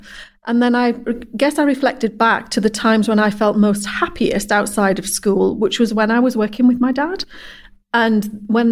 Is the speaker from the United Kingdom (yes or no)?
yes; Guisborough, North East England, United Kingdom; also born or lived in Hexham, Northumberland; moved to Gisborough when I was 3 years old